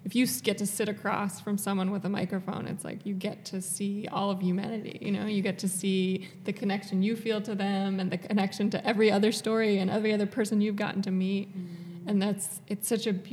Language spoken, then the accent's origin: English; New York, United States; we're from New York. My parents live on the coast